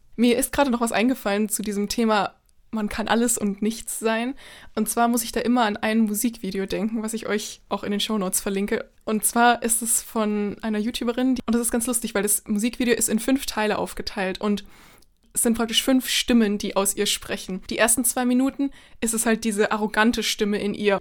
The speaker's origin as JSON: {"language": "German", "country": "Germany", "also_born_or_lived": "United States", "said": "natürlich bin ich Deutsche"}